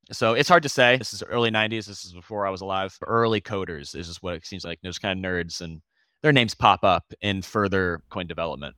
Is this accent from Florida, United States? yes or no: yes; Florida, United States; also born or lived in Boston; I moved back home. I'm from Florida. I was in Boston. I moved back home last year